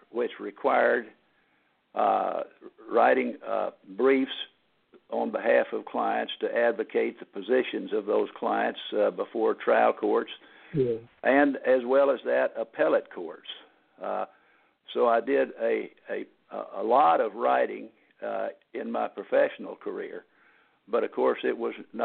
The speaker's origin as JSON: {"language": "English", "town": "Temple", "region": "Texas", "country": "United States", "tie": "born or raised there", "lives_now": "Houston, United States", "said": "I was born in Temple, Texas, which is a relatively small city in central Texas."}